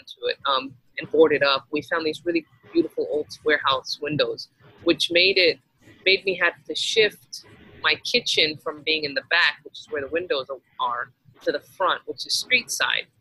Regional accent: Texas, United States; moved away as an adult; now in Miami, United States; I grew up in Texas

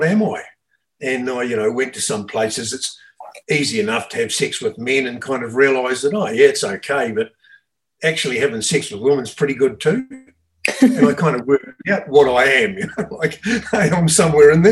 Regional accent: Australia; I grew up in Australia in the 60s and 70s

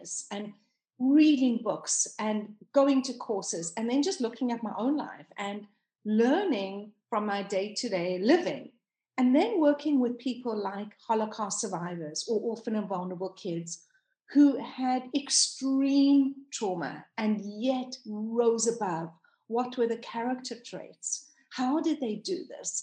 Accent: South Africa; moved away as an adult; now in United States; I am South African. Born and raised, and I only came to live in America 5 years ago

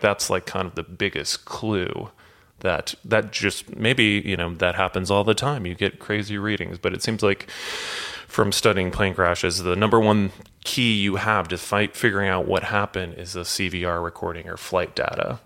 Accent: St. Louis, Missouri, United States; I grew up in St. Louis

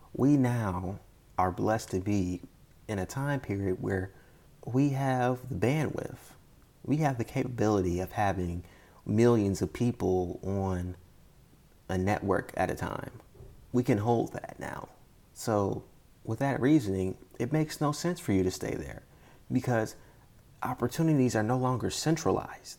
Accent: United States; as an American

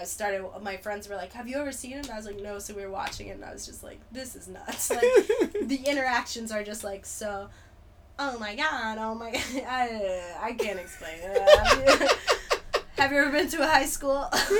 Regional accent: New York, United States; also born or lived in New Jersey; I'm actually from New York, okay? Yeah, I was fooling you guys this whole time with my voice. That's not a good accent. It's the best. I was born in New Jersey, actually.

